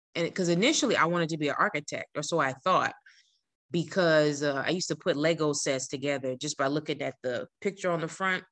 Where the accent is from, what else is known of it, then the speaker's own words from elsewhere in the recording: New Jersey, United States; moved away as an adult; I'm from New Jersey